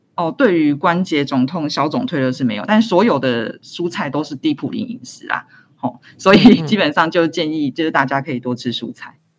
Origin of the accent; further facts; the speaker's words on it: Taiwan; 我们台湾人